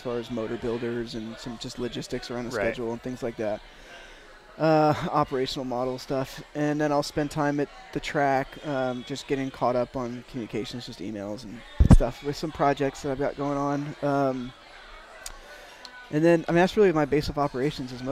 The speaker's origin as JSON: {"language": "English", "region": "California", "country": "United States", "tie": "born or raised there", "also_born_or_lived": "St. Louis, Missouri", "said": "I was raised in California"}